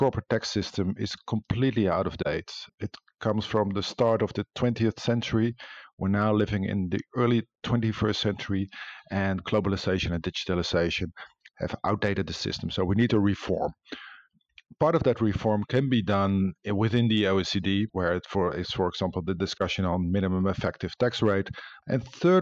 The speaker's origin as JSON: {"language": "English", "country": "Netherlands", "said": "I come from the Netherlands, which has a similar reputation"}